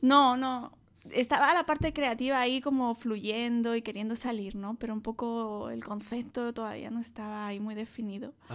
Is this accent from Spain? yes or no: yes; Madrid, Community of Madrid, Spain; also born or lived in Douglas, Arizona, United States; Yo soy de Madrid.